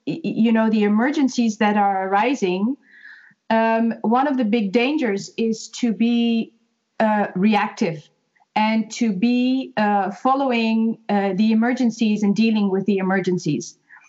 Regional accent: Netherlands; moved away as an adult; now in Ireland; I'm originally from Holland and moved to Ireland 3.5 years ago.

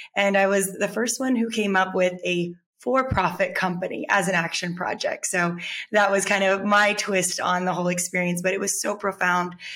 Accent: Texas, United States; growing up in texas

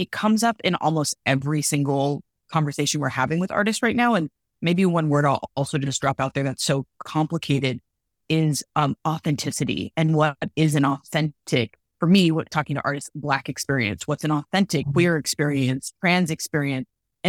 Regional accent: Los Angeles, California, United States; being born and raised in Los Angeles. I think so much about what it meant to come out of a multicultural neighborhood

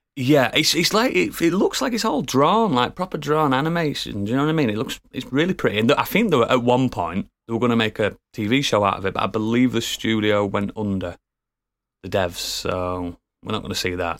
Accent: United Kingdom; we are all British, and we all sound ridiculous

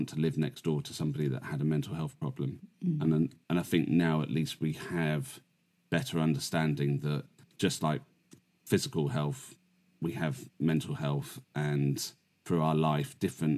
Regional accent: England, United Kingdom; living in the UK, in England

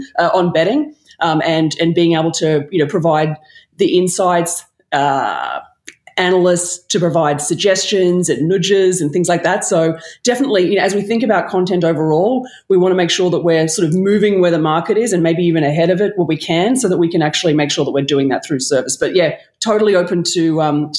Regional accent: Australia; accent: Australian; moved away as an adult; now in New York, United States; I used to be a Wallabies fan in Australia

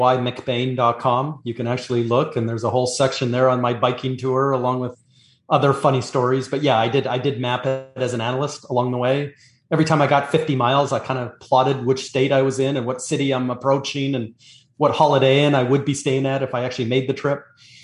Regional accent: Canada; now in Florida, United States; So I'm Canadian.

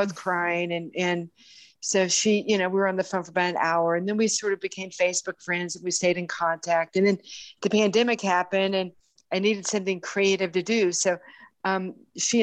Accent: Houston, Texas, United States; my hometown of Houston, Texas

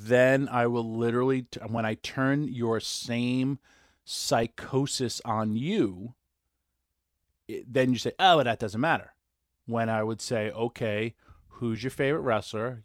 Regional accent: New York, United States; I'm from New York.

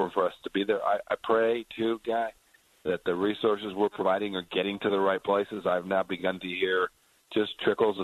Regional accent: Kansas, United States; I'm from Kansas.

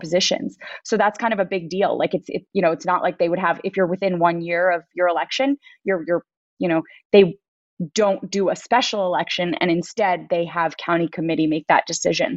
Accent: New York City, New York, United States; born or raised there

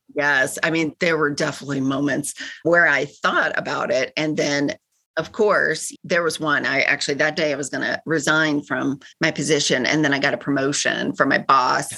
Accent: Kentucky, United States; moved away as an adult; also born or lived in California; now in Chicago, United States; I grew up in Kentucky

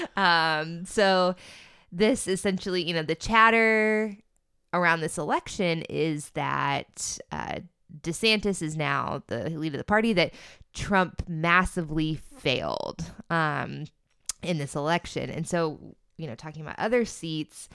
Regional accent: Florida, United States; I'm from Florida

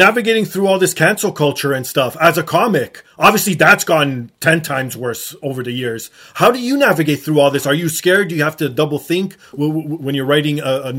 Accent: Toronto, Ontario, Canada; I was born and raised in Toronto. I grew up downtown. I haven't lived downtown in probably 20 years now.

